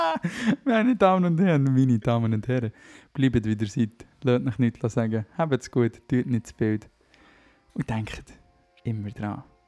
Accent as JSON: {"language": "German", "area": "Lake Biel", "region": "Bern", "country": "Switzerland", "said": "aus der Region, wo ich herkomme. Bielersee."}